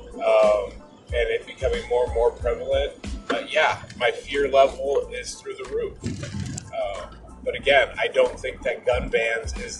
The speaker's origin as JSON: {"language": "English", "town": "Des Moines", "region": "Washington", "country": "United States", "tie": "born or raised there", "said": "my hometown of Des Moines, Washington"}